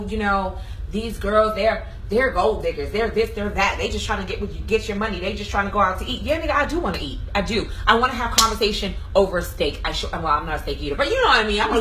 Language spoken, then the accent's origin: English; New York, United States; now in Atlanta, United States; I'm from New York